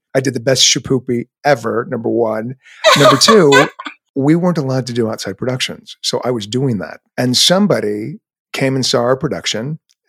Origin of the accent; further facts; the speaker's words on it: Glendale, California, United States; moved away as an adult; also born or lived in New York / Los Angeles; I grew up in Glendale, California. And then I moved to New York when I was 22 to be on a soap opera